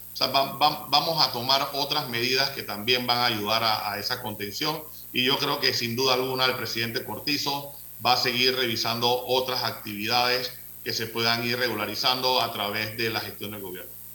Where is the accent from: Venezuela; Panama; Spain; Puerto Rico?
Panama; como panameños